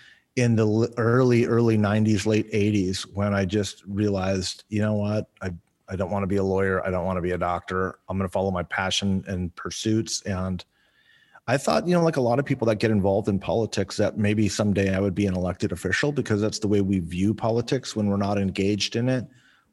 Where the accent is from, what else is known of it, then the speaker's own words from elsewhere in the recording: Ventura County, California, United States; also born or lived in Moorpark, California; I grew up in Ventura County. My family moved to Moorpark in 71, back when it was a town of about a little over 3,000 people. And I graduated from Moorpark High School. I won't say what year, but it was a long time ago.